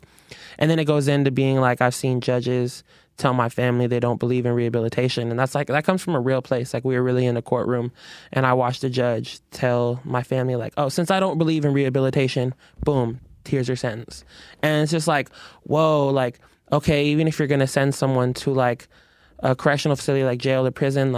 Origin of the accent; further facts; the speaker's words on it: Burien, Washington, United States; I'm from Berrien